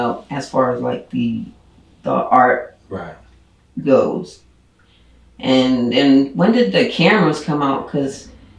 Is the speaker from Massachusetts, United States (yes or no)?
yes; Boston, Massachusetts, United States; I grew up, all my life I've been in Boston, except for when I went to the military. So I grew up on Stanton Street in Dorchester.